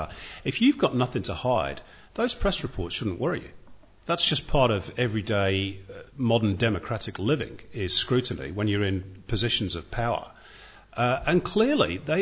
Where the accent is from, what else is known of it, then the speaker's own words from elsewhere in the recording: Manchester, North West England, United Kingdom; now in Australia; being a Mancunian and a City fan